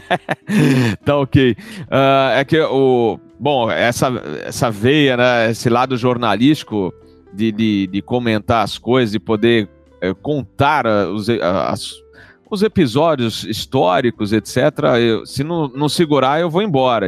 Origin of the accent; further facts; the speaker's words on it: São Paulo, Brazil; Eu sou paulistano